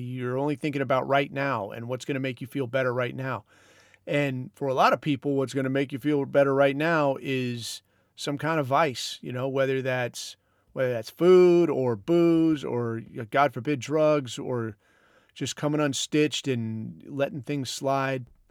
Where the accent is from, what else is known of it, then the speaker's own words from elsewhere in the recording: Southern California, United States; I grew up in Southern California